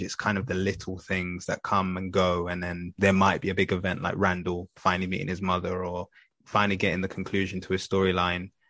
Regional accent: London, United Kingdom; I grew up in Tottenham. I first started off in Tottenham

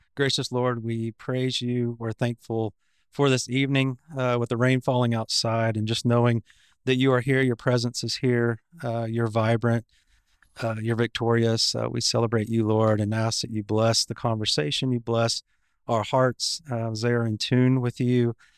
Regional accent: Fort Worth, Texas, United States; I was born in Fort Worth, Texas, Cowtown

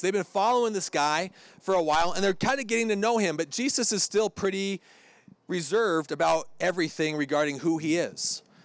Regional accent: Hermiston, Oregon, United States; moved away; Hermiston, Oregon sticker on the front. That's where I'm from.

